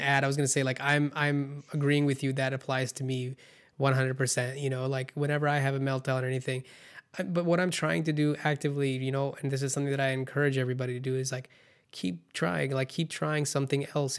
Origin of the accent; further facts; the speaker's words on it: California, United States; also born or lived in India / Orange County, California / Irvine, California; I grew up in, you know, in, in California once we immigrated from India